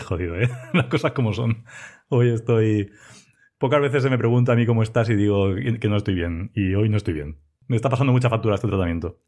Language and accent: Spanish; Elda, Valencian Community, Spain; also born or lived in Ibi; trabajo en Ibia, aunque soy de Elda